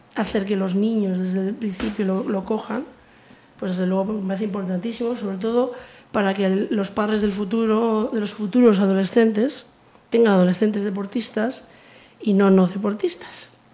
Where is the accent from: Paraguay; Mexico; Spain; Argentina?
Spain; Biscay, Basque Country; now in Pontevedra, Spain; yo soy de Vizcaya